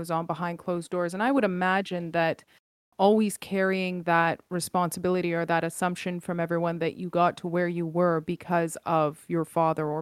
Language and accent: English; Canada; Yes, I am Canadian, born and raised in Canada